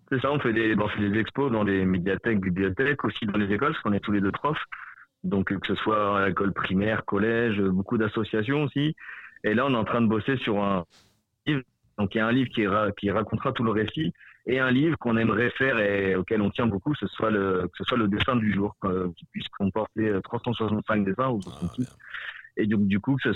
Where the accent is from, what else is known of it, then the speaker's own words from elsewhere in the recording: France; Cathy est mexicaine et moi je suis français